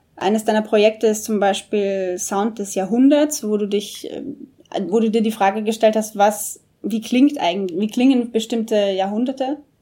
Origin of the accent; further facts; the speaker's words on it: Austria; moved away; Bei uns in Österreich, wo ich herkomme